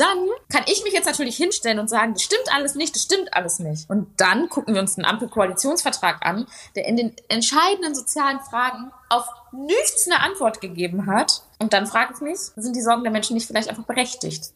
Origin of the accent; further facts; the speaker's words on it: Ruhr area, North Rhine-Westphalia, Germany; ich komme halt auch aus dem Ruhrgebiet